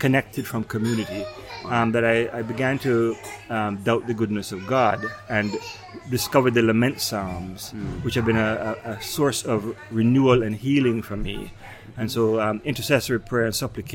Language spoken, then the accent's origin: English; Jamaica; moved away as an adult; now in New York, United States; Family still in Jamaica. We go back once or twice a year.